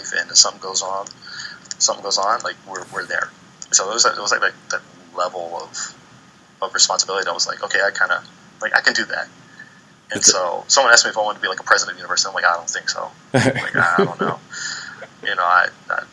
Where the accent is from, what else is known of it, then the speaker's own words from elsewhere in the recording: Maryland, United States; moved away as an adult; also born or lived in Iowa / Oakland, California; originally from Maryland